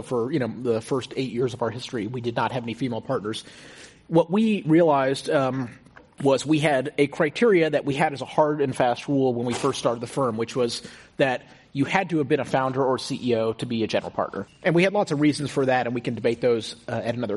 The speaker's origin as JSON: {"language": "English", "town": "Houston", "region": "Texas", "country": "United States", "tie": "born or raised there", "also_born_or_lived": "Stanford, California", "moved": "as an adult", "said": "I grew up in Houston, in a very, kind of comfortable middle-class family"}